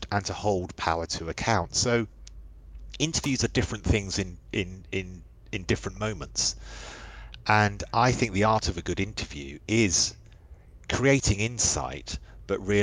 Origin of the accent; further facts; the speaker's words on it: London, United Kingdom; I grew up in West London. We lived under the flight path of Heathrow